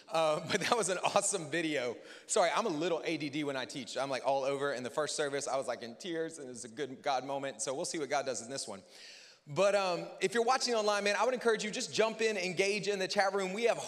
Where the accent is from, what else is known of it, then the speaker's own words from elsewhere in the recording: the South, United States; I'm from the South.